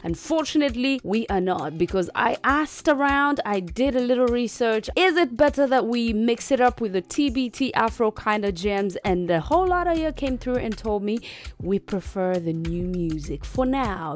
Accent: Uganda; Straight out of the motherland the part of Africa

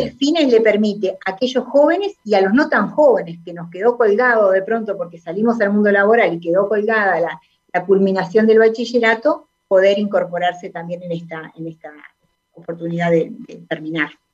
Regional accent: Sauce, Canelones, Uruguay; nací en Sauce

